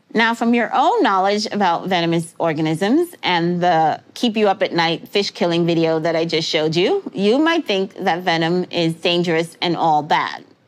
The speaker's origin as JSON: {"language": "English", "town": "New York City", "region": "New York", "country": "United States", "tie": "born or raised there", "said": "I grew up in New York City"}